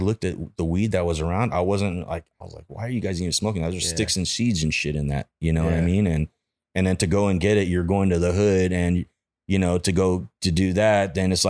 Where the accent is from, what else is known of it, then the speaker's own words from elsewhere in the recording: Granada Hills, California, United States; Yeah, I grew up in the Valley, in like Granada Hills.